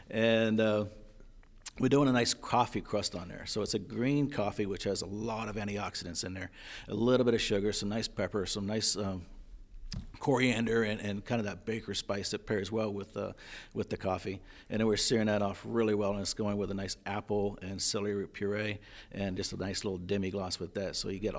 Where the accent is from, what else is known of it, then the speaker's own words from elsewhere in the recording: East Coast, United States; also born or lived in Florida; now in New England, United States; Like I said, I'm from the East Coast, and I've spent most of my time down in Florida, so I know the Southeast very, very well.